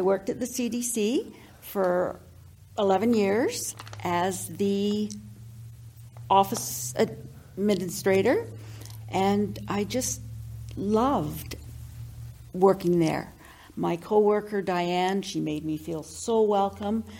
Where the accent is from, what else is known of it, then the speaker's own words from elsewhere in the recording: Victoria, British Columbia, Canada; moved away as an adult; now in Fort St. John, Canada; born and raised in Victoria, lived there all of my years until uh, I uh, got married